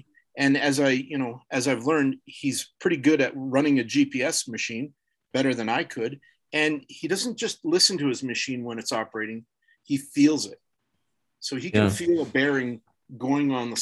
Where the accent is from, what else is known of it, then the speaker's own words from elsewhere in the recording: Kelvington, Saskatchewan, Canada; also born or lived in Alberta / Colorado; now in United States; where I grew up in Saskatchewan and Kelvington